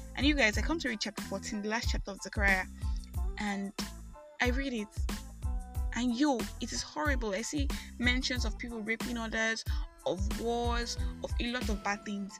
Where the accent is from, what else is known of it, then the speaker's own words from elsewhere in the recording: Nigeria; I am that Nigerian Christian